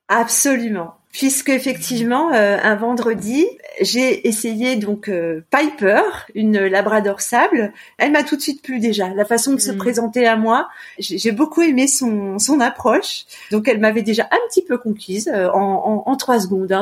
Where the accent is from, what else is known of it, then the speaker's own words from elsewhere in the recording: Annecy, Auvergne-Rhône-Alpes, France; moved away as an adult; also born or lived in Lyon; now in Clermont-Ferrand, France; je suis originaire d'Annecy, de Haute-Savoie.